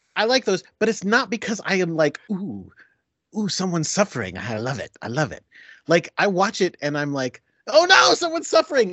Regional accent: Connecticut, United States; moved away as an adult; also born or lived in Binghamton, New York; now in New York City, United States; I was raised, uh, born and raised in Connecticut

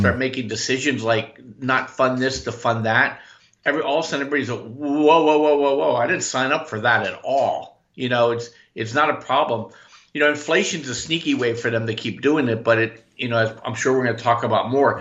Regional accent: Orange County, California, United States; my whole adult life I've been in Orange County, California

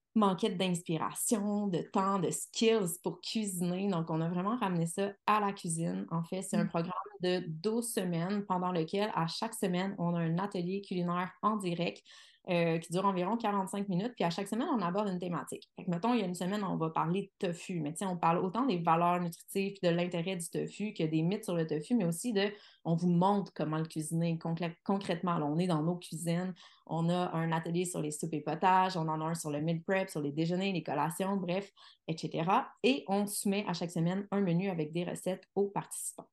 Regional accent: Quebec City, Quebec, Canada; je suis de Québec.

